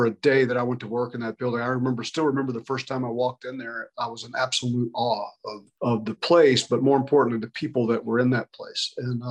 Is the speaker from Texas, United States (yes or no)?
yes; Brackettville, Texas, United States; moved away as an adult; I was a kid from West Texas, grew up in a little ranching community near Del Rio, Texas. It was called Brackettville